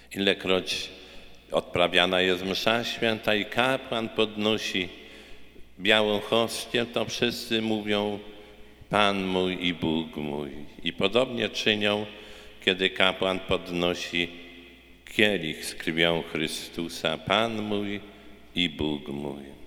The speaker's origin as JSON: {"language": "Polish", "country": "Poland", "moved": "yes", "lives_now": "United States", "said": "wielu naszych rodaków, Polaków"}